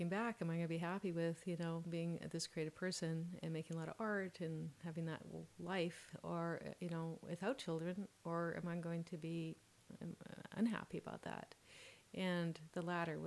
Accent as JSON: {"language": "English", "town": "Vancouver", "region": "British Columbia", "country": "Canada", "tie": "born or raised there", "said": "I grew up in Vancouver, West Side, you know, Kerrisdale, Oak Ridge, and my parents were born here"}